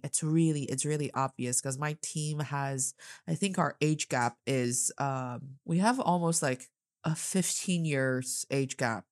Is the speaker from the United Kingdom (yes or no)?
no; Northeast China, China; now in Beijing, China; I am from the northeast part of China